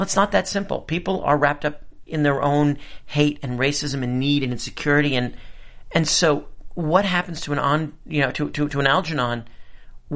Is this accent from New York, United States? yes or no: yes; New York City, New York, United States; I grew up in New York City with kids who were sort of betwixt and between.